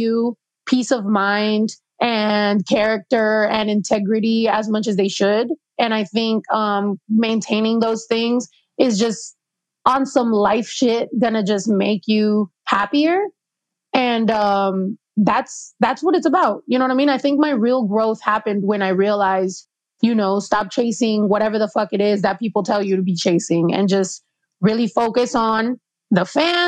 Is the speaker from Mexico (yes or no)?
yes; Mexico; also born or lived in New York; I was the only Mexican girl